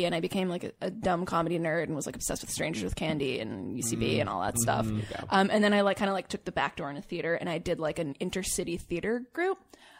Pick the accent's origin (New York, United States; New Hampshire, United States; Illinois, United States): New Hampshire, United States; moved away as an adult; also born or lived in Chicago; I grew up in New Hampshire / like Boston area.